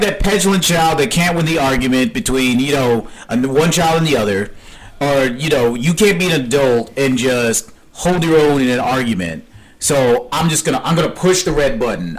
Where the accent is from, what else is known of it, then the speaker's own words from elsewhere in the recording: South DeKalb County, Georgia, United States; I grew up here in South DeKalb County